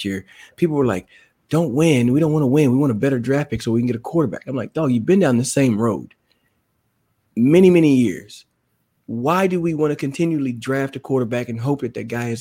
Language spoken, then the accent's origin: English; Dallas, Texas, United States; moved away; I'm from the Dallas area. So it was always fun to come home just to get to see family.